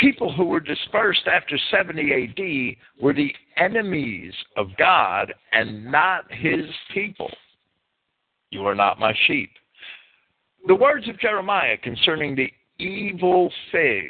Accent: New Jersey, United States; I grew up in North Jersey and spent a lot of time in downtown Manhattan when I was a kid

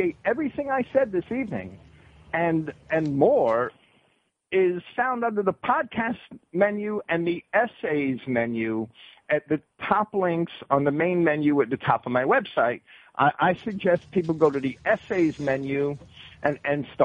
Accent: New Jersey, United States; now in Florida, United States; I was raised in New Jersey, and I'm a Yankee

